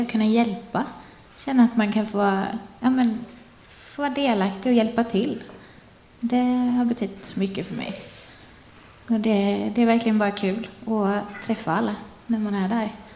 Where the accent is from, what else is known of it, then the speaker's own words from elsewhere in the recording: Forsvik, Västra Götaland, Sweden; moved away as an adult; also born or lived in Kalmar / Jönköping; now in Bottnaryd, Sweden; Jag är född och uppvuxen i Forsvik, en liten by som ligger utanför Karlsborg